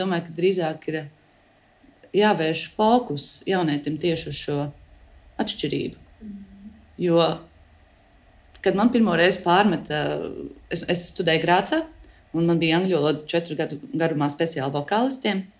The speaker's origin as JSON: {"language": "Latvian", "country": "Latvia", "said": "Un mēs runājam ļoti, kā latvieši, mēs runājam ļoti dziļi."}